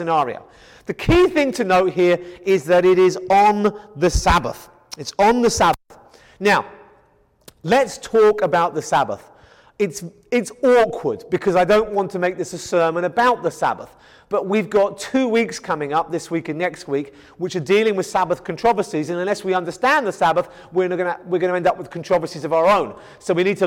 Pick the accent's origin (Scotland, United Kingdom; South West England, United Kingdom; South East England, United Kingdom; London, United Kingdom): South East England, United Kingdom; Kent; moved away; I come from England in the county of Kent, where there is wheat field after wheat field after wheat field